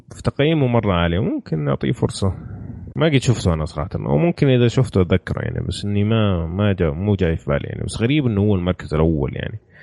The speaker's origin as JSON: {"language": "Arabic", "country": "Saudi Arabia", "said": "عندنا في السعوديه"}